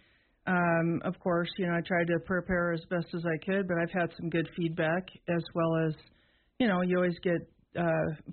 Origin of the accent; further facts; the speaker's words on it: North Dakota, United States; also born or lived in Portland, Oregon; now in Sheridan, United States; I am actually from North Dakota. I grew up there on a farm